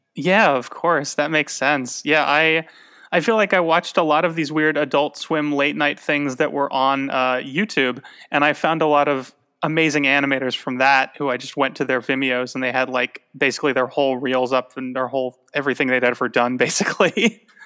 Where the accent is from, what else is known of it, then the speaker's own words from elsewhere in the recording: Tucson, Arizona, United States; moved away; when I was a kid growing up in Tucson